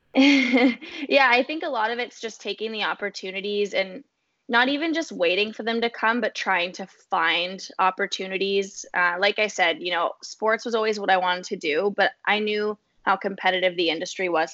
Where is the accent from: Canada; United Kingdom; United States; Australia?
Canada; Fergus, Ontario; moved away as an adult; also born or lived in Toronto, Canada; now in Ottawa, Canada; I grew up in Fergus, Ontario, this little small town um, in southwestern Ontario.